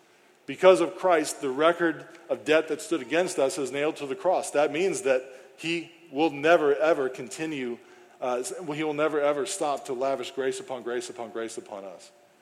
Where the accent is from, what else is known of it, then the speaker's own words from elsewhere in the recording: St. Charles, Missouri, United States; moved away as an adult; now in Granite City, United States; I grew up here in St. Charles. I lived in St. Charles as a bachelor after being divorced and moving back in with friends here in St. Charles who weren't Christians.